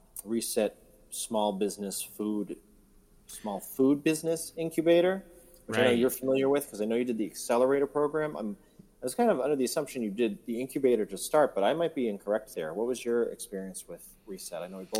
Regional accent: South Windsor, Connecticut, United States; In my hometown of South Windsor, we do have a farmers market happening Saturday.

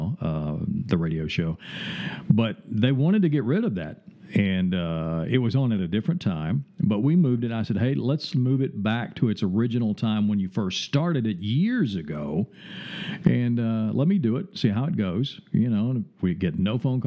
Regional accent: the South, United States; accent: Southern drawl; also born or lived in Chattanooga; now in Springfield, United States; I'm from the South, so I have a Southern drawl

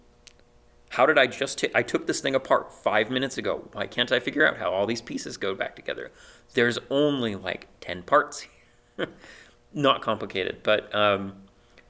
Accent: Rock Springs, Wyoming, United States; moved away; my hometown, which is Rock Springs

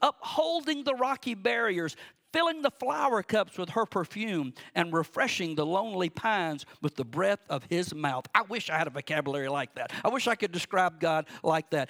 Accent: Cordele, Georgia, United States; moved away; also born or lived in Warner Robins, Georgia; I grew up on Cemetery Road in Cordele, Georgia, way out in the country

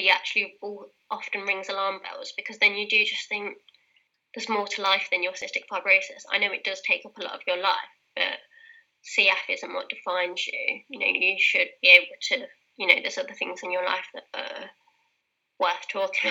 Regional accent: Leicester, East Midlands, United Kingdom; accent: British; My hometown, Leicester

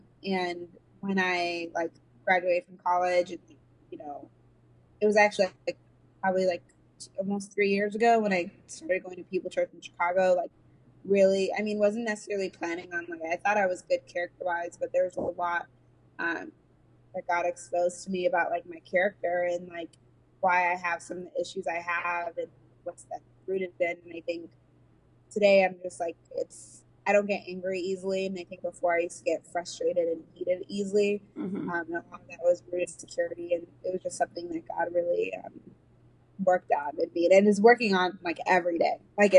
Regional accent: Nigeria; I grew up like in the church, and I'm Nigerian, so I grew up in a Nigerian church

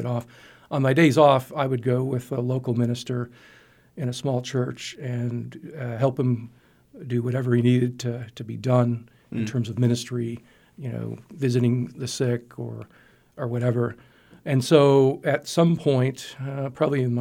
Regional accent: Niagara Falls, New York, United States; moved away as an adult; now in Abilene, United States; Originally, I grew up in Niagara Falls, New York

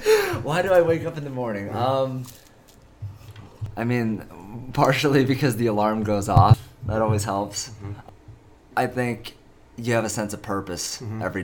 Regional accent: Pennsylvania, United States; also born or lived in Busan, South Korea; my parents, who live in Pennsylvania

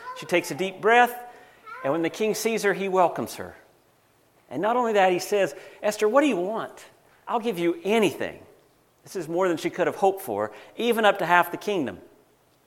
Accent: United States; moved away; I'm an American

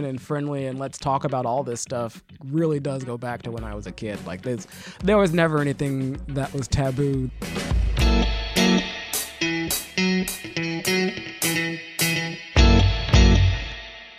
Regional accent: Las Vegas, Nevada, United States; Born and raised in Vegas, we all did theater and dance and all that stuff

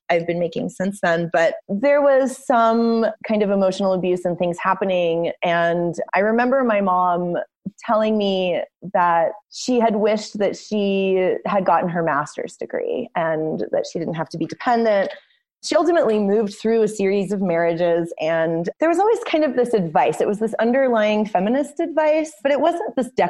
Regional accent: Los Angeles, California, United States; moved away as an adult; also born or lived in Cincinnati, Ohio / San Francisco; now in Santa Fe, United States; I live in Santa Fe, New Mexico now. I grew up in Los Angeles and ultimately moved to Cincinnati, Ohio, where I went to the Art Academy of Cincinnati for my undergraduate degree

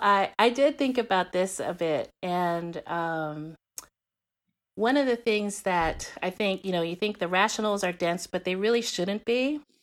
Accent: Guam; now in Texas, United States; growing up in Guam

